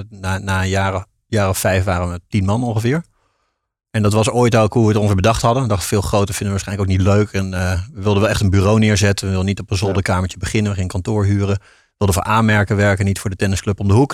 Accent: Tiel, Gelderland, Netherlands; moved away as an adult; also born or lived in Rotterdam; geboren in Tiel, daar kan ik ook niks aan doen. Eh, in de Betuwe dus, daar opgegroeid.

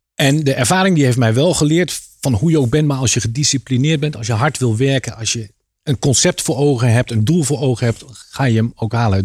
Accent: Apeldoorn, Gelderland, Netherlands; moved away as an adult; also born or lived in Harderwijk / Leiden / Rotterdam; Oorspronkelijk kom ik uit Apeldoorn. Ja. Daar heb ik tot mijn achttiende gewoond

